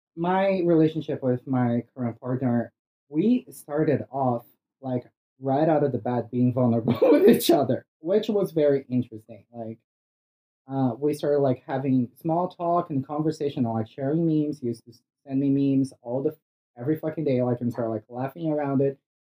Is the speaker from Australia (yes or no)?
no; Brazil; English is a second language; moved away; I'm originally from Brazil.